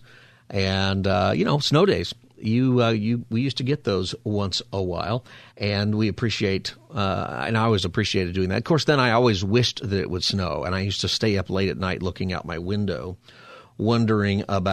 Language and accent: English; Southern California, United States; I'm from Southern California where these things happen